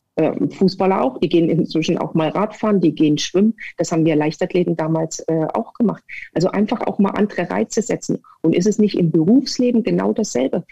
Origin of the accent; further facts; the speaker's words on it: Erfurt, Thuringia, Germany; also born or lived in Sömmerda; Ich bin geboren in Sommerbach und war in Erfurt an der Sportschule